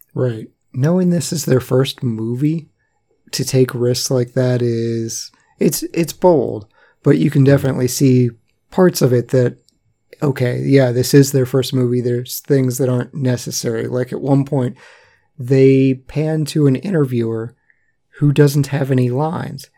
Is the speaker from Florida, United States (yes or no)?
no; West Virginia, United States; I was born in West Virginia